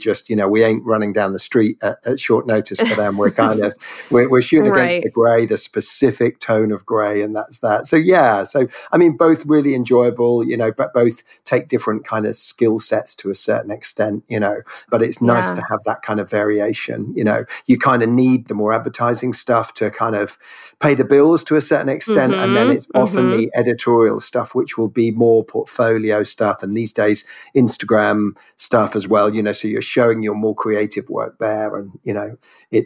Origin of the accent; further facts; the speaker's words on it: Norfolk, East of England, United Kingdom; also born or lived in Cornwall; now in London, United Kingdom; I was born in the west and then grew up way over in the east in Norfolk, UK